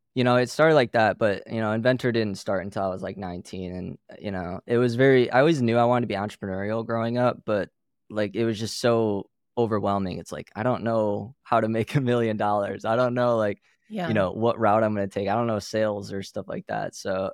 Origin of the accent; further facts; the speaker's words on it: Pinckney, Michigan, United States; So I grew up in a little farm town in Michigan, known as Pinckney, Michigan.